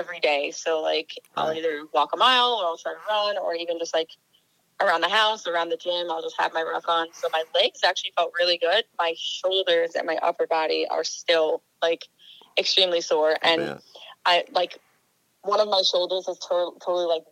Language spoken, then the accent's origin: English; Long Island, New York, United States; now in Gardner, United States; I grew up in Long Island